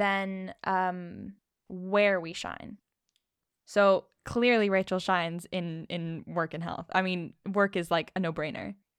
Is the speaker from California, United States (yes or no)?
yes; Rancho Mirage, California, United States; now in London, United Kingdom; I was born in Rancho Mirage, California, and now I'm in London